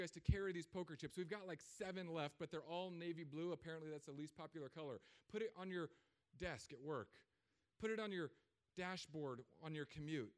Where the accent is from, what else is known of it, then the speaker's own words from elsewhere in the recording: California, United States; moved away as an adult; now in Florida, United States; I'm from California